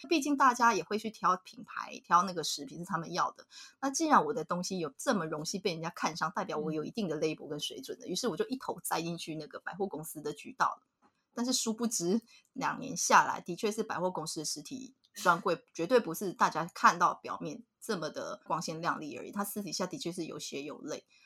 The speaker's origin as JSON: {"language": "Chinese", "region": "Nantou County", "country": "Taiwan", "said": "我们嗯。就是南投人嘛"}